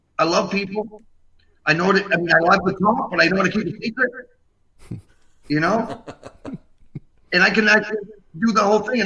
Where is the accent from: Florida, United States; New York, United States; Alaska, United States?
New York, United States; Yonkers; also born or lived in Rome, Italy; I was born in Yonkers.